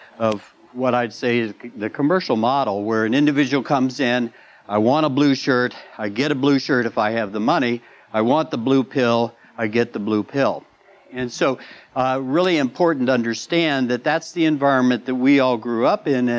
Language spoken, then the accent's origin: English; Midwest, United States; I grew up in the Midwest